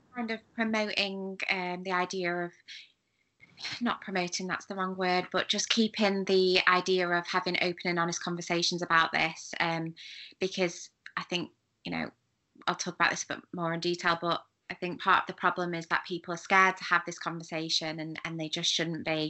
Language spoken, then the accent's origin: English; United Kingdom; as a British person